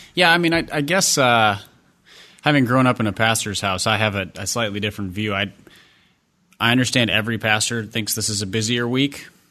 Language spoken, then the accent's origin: English; Minneapolis, Minnesota, United States; growing up in Minnesota, I grew up four or five blocks from the Metrodome